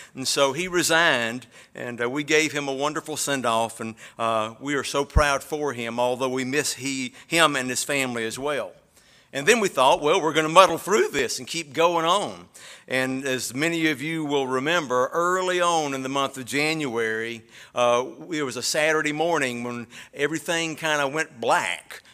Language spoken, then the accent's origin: English; Alabama, United States; moved away; y'all know I'm from Alabama.